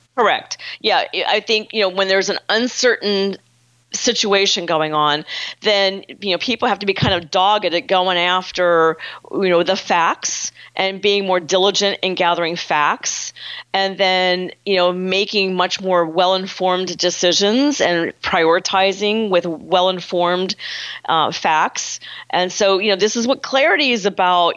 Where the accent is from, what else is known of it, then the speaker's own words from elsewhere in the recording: Pittsburgh, Pennsylvania, United States; I'm from Pittsburgh, so I kind of grew up in a very frank, direct environment culturally